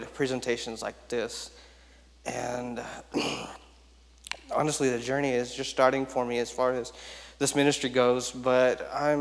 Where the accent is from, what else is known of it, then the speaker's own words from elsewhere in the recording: Houston, Texas, United States; I was born actually in Houston, Texas